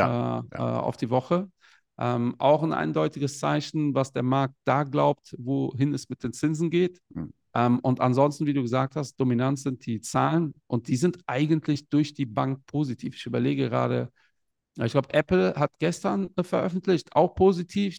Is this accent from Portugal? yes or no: yes; Portugal; ich bin selbst aus Portugal